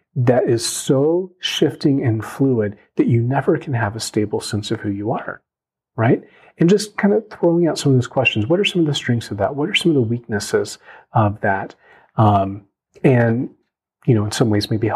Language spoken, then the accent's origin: English; United States; I'm Korean American, I'm a pastor, I'm a dad, I'm a brother.